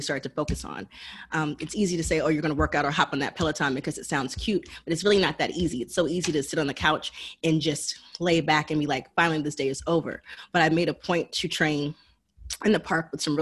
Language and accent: English; Marietta, Georgia, United States; I'm from Marietta, Georgia, which makes me adjacent to Atlanta, Georgia